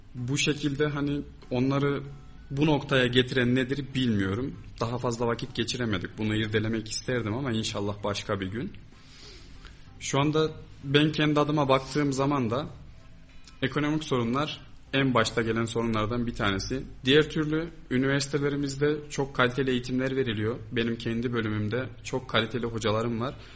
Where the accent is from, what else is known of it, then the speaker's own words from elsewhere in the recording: Kayseri, Kayseri Province, Turkey; burada doğdum, büyüdüm. Yani burada yaşıyorum.